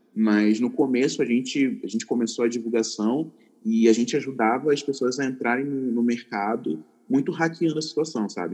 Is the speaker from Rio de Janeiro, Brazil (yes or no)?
yes; Duque de Caxias, Rio de Janeiro, Brazil; moved away as an adult; now in São Paulo, Brazil; Eu cresci na, na, na periferia, na Baixada Fluminense do Rio de Janeiro